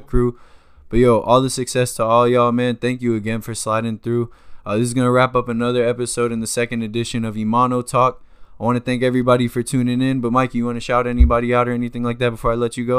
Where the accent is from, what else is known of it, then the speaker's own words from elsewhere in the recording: Miramar, Florida, United States; I'm in Miramar